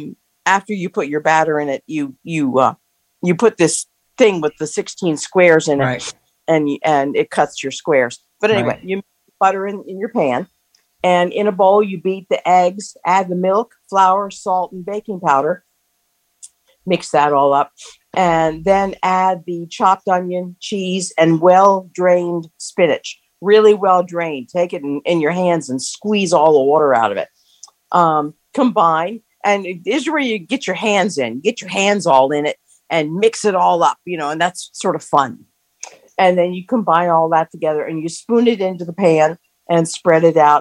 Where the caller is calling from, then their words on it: Spring, Maryland, United States; from Spring, Maryland.